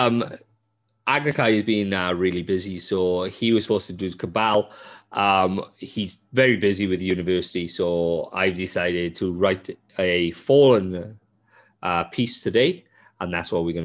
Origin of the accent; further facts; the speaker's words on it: Wales, United Kingdom; moved away; I love Wales, and I am Welsh, I love Wales